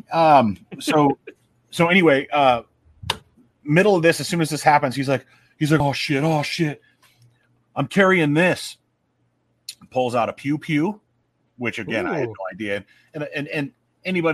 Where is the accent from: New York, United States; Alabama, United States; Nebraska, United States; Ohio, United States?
Nebraska, United States; Omaha; it's my hometown